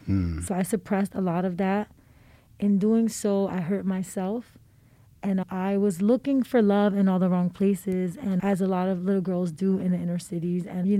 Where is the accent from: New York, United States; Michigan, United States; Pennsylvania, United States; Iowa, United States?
Pennsylvania, United States; Philadelphia; I grew up in the Badlands.